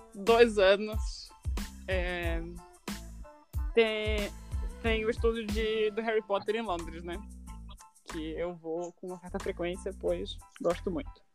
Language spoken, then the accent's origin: Portuguese; Brazil; a gente é brasileiro